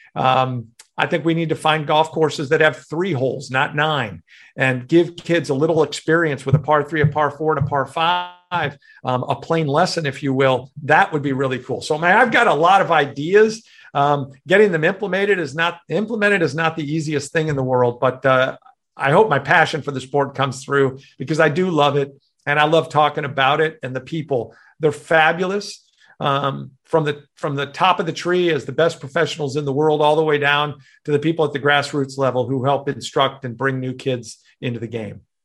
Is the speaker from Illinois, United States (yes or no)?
yes; Chicago, Illinois, United States; moved away; growing up in Chicago